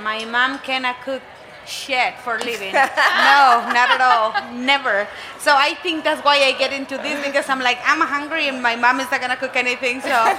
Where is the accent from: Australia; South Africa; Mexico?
Mexico; Chihuahua; English is a second language; now in Denver, United States; I grew up in Chihuahua. Mexico is just the border with El Paso. I grew up in a farm.